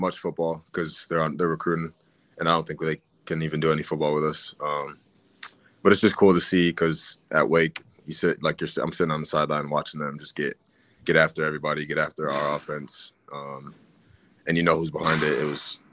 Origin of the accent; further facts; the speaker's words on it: Connecticut, United States; moved away as an adult; also born or lived in North Carolina; now in Norman, United States; I'm from Connecticut. Grew up there